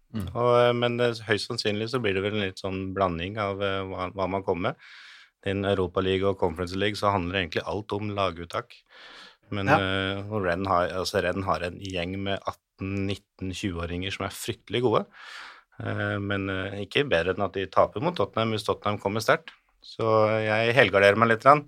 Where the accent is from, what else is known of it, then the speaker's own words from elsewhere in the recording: Hamar, Innlandet, Norway; Jeg er jo fra Hamar